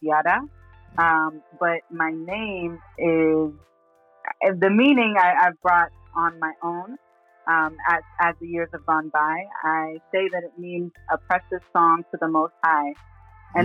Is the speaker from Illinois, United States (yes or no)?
no; Texas, United States; also born or lived in Brooklyn, New York; Raised in Texas